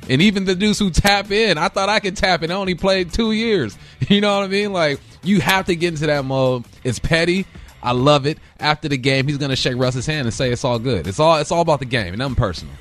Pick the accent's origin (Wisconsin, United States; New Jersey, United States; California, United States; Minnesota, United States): California, United States; Los Angeles; I grew up in West